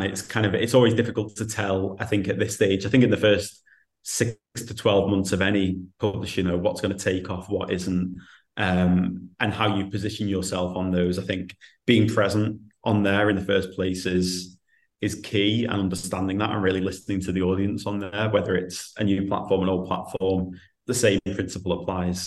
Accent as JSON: {"language": "English", "area": "the Northwest", "region": "North West England", "country": "United Kingdom", "said": "I'm from the Northwest"}